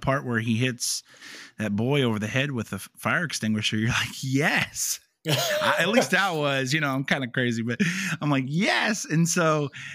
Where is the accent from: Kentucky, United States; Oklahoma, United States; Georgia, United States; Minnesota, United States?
Kentucky, United States; Louisville; moved away; that's actually our hometown, and we grew up in Louisville.